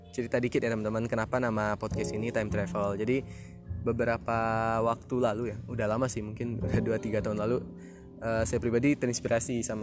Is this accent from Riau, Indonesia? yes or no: no; Lubuk Basung, West Sumatra, Indonesia; also born or lived in Padang Panjang; Jadi saya lahir di daerah di Sumatera Barat yang namanya daerah Lubuk Basung di Kabupaten Agam. Jadi dari kecil sampai SMP di Lubuk Basung